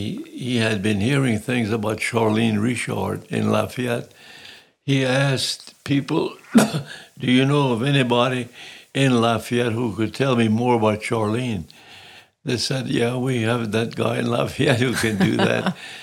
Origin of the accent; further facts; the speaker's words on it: Sicily, Italy; As a little boy growing up in Sicilia, I just decided it was something I wanted to do.